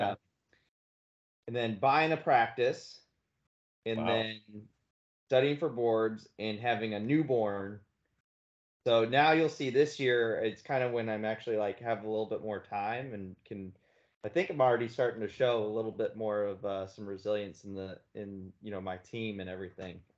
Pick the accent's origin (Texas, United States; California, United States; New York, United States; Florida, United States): Florida, United States; Fort Lauderdale; also born or lived in Gainesville, Florida / Milwaukee, Wisconsin; I grew up in South Florida in just the Fort Lauderdale area